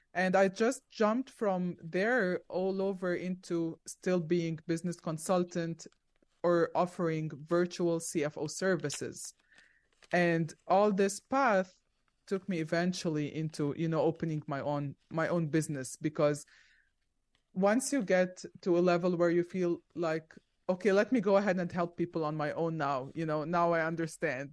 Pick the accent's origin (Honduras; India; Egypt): Egypt; moved away as an adult; also born or lived in Zambia / Arizona; now in Orlando, United States; we stayed there for five years, and then we went to Egypt because my parents were originally from Egypt, and I lived there for about seventeen years